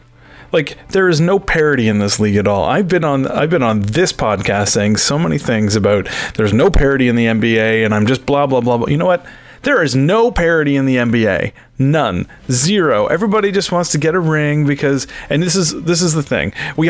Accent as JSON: {"language": "English", "country": "Canada", "said": "I'm a Canadian"}